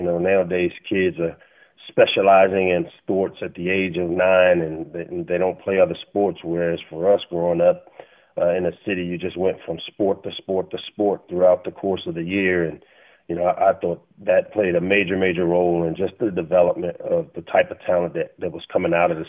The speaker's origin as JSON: {"language": "English", "town": "Washington", "region": "District of Columbia", "country": "United States", "tie": "born or raised there", "said": "Grew up in the southwest section of D.C., down in the Greenleaf area as a child."}